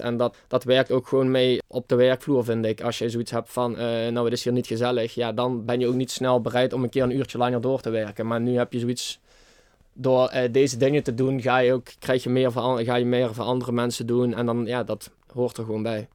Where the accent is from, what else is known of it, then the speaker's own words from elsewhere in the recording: Baarlo, Limburg, Netherlands; ik kom uit Barlo.